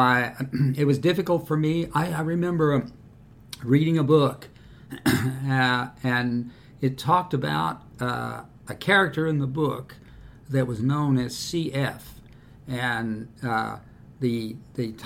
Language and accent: English; New York City, New York, United States; moved away as an adult; now in Miamisburg, United States; I was born in New York City in 1940.